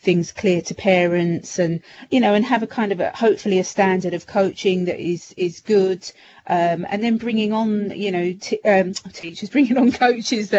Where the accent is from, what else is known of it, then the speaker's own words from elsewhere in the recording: London, United Kingdom; I was brought up in the East End and just a stone's throw away from West Ham, so Upton Park